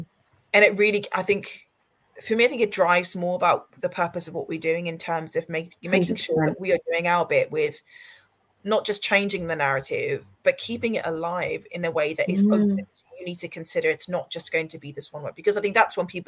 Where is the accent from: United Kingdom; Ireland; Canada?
United Kingdom; South West England; I grew up in the Cotswolds in a village my whole life.